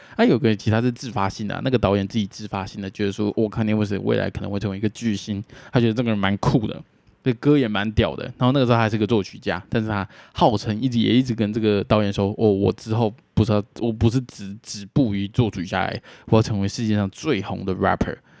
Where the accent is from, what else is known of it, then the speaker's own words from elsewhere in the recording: Taiwan; 身为台湾人